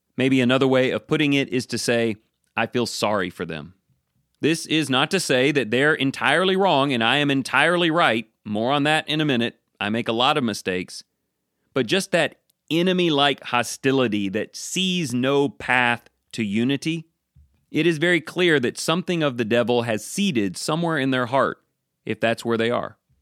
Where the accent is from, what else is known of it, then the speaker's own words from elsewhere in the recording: United States; I'm an American